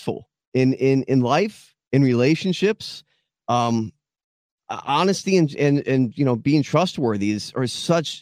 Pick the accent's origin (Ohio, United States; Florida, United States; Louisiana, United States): Florida, United States; Boca Raton; born in Boca Raton, Florida, was raised there